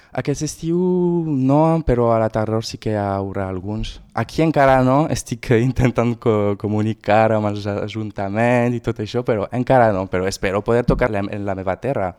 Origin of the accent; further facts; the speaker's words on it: Argelès-sur-Mer, Occitania, France; quan jo era petit, vivia a Argelès-sur-Mer